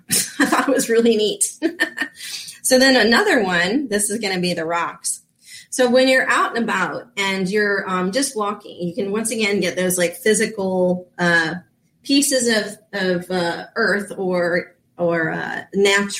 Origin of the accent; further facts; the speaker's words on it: Reno, Nevada, United States; born there; Now, I was born in Reno out there and got to visit it one time and I loved it.